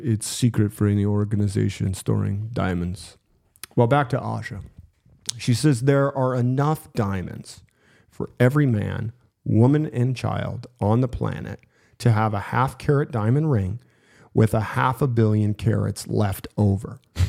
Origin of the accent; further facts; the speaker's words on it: Schenectady, New York, United States; You know, I grew up in Schenectady, New York.